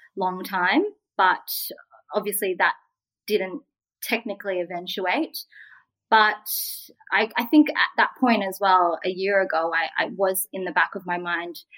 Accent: Australia; I'm Vietnamese Australian.

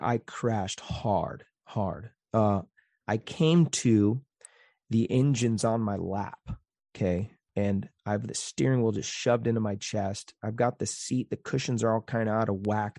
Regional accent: Phoenix, Arizona, United States; moved away; I grew up in North Phoenix

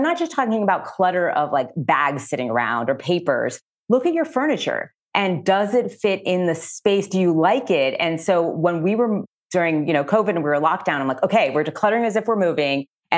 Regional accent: Miami, Florida, United States; now in Chicago, United States; And so, as I said, I'm originally from Miami, Florida. So being by the water to me is just such a gift.

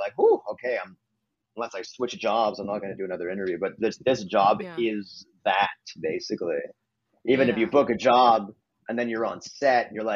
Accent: Montreal, Quebec, Canada; moved away as an adult; I'm from Montreal, Canada

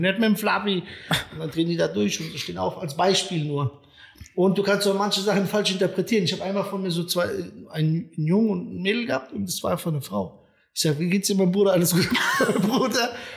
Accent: Friedberg, Hesse, Germany; also born or lived in Serbia / Frankfurt; ich bin da in der Ecke Friedberg groß geworden

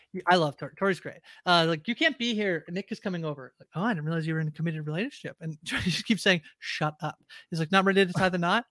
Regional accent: Canada; I know I'm Canadian

